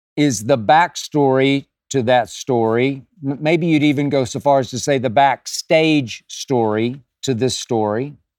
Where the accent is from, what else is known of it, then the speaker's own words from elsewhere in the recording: Oklahoma City, Oklahoma, United States; my hometown of Oklahoma City, Oklahoma, and Heritage Hall High School